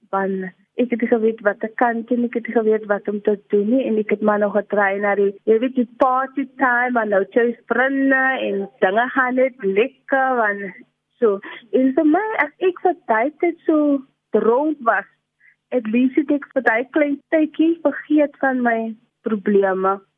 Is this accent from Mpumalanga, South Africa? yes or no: no; Cape Town, Western Cape, South Africa; also born or lived in Pontevel (birthplace); ek het groot geword daar in in in Dovercourt in Lavendale